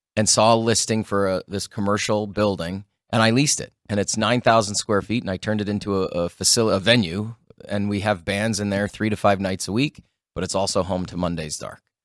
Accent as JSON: {"language": "English", "town": "Sault Ste. Marie", "region": "Ontario", "country": "Canada", "tie": "born or raised there", "moved": "yes", "lives_now": "Las Vegas, United States", "said": "the Sault Ste. Marie Greyhounds. They're in my hometown"}